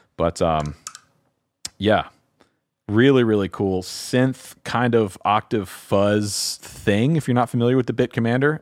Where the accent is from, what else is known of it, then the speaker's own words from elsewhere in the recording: the South, United States; I'm from the South